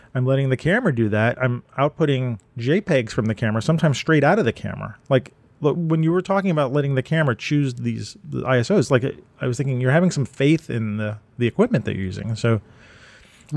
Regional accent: New York, United States; when I was growing up, Manhattan and Brooklyn

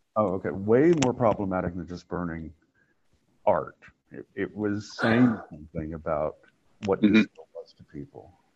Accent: Oklahoma, United States; moved away; also born or lived in New York; I grew up in Oklahoma

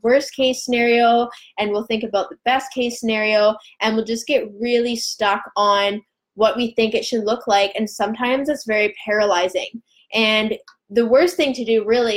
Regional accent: Vancouver Island, British Columbia, Canada; we're both from Vancouver Island

